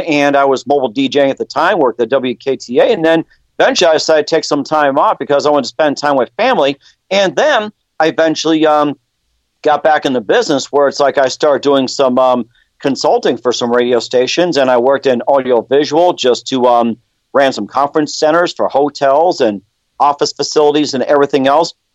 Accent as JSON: {"language": "English", "town": "Milwaukee", "region": "Wisconsin", "country": "United States", "tie": "born or raised there", "moved": "yes", "lives_now": "North Dakota, United States", "said": "I was born in Milwaukee"}